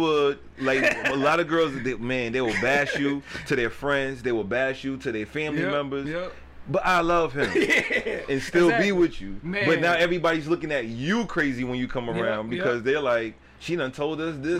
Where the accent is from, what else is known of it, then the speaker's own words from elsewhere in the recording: New York City, New York, United States; So growing up in the Bronx, it was just me, both my parents, and my older sister.